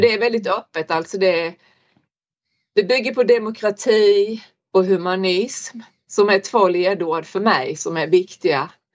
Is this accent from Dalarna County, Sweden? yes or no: no; Olofström, Blekinge, Sweden; now in Norberg, Sweden; jag kommer från Blekinge, Olofströms kommun